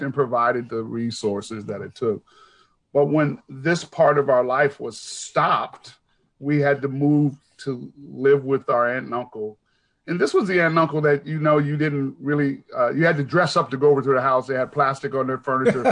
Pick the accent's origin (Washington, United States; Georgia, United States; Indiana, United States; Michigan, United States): Washington, United States; Seattle; I'm born and raised in Seattle